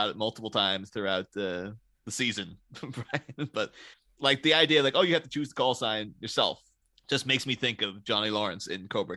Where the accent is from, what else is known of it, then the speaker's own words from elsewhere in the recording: Ireland; now in England; I am in fact Irish. I am not English at all.